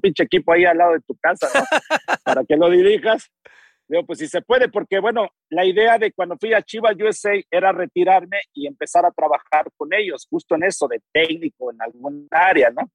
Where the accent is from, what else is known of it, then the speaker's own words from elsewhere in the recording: Texcoco, State of Mexico, Mexico; nací en Texcoco